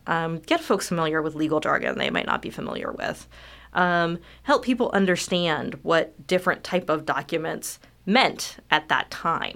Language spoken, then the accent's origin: English; California, United States; also born or lived in Southwest Virginia / Michigan; now in Lexington, United States; I actually am from California